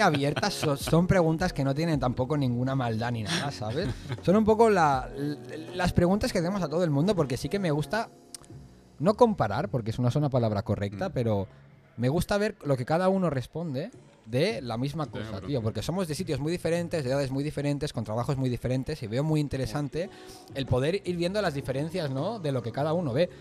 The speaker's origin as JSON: {"language": "Spanish", "country": "Venezuela", "tie": "born or raised there", "also_born_or_lived": "Spain", "moved": "yes", "lives_now": "Kuwait", "said": "nosotros nacimos en Venezuela, eh, luego yo me fui un poco más joven que tú a España"}